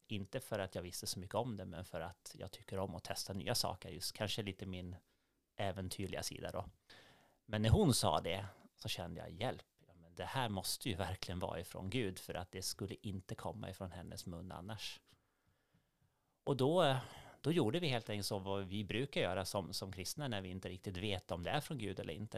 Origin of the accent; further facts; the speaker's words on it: Gotland, Sweden; moved away as an adult; also born or lived in Gothenburg; now in Norrbotten, Sweden; Jag är uppvuxen på Gotland och det är mycket småsamhällen